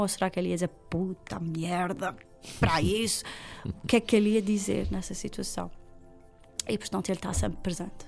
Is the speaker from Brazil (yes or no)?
no; Ribeira Grande, Azores, Portugal; also born or lived in Lisbon; eu sou da Ribeirinha